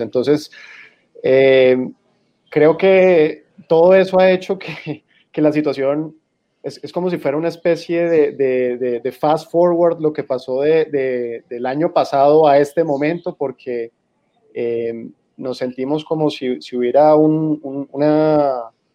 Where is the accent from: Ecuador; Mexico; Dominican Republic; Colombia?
Colombia; San Andrés, San Andrés and Providencia; also born or lived in Barranquilla / Cartagena; now in Bogotá, Colombia; nací en Barranquilla y crecí en San Andrés.